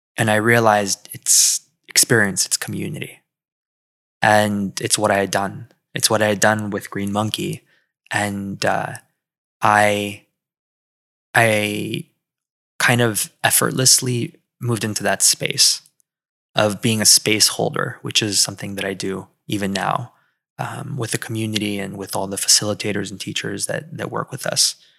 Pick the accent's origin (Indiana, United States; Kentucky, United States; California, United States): California, United States; moved away as an adult; also born or lived in Philadelphia; now in Miami, United States; I grew up in California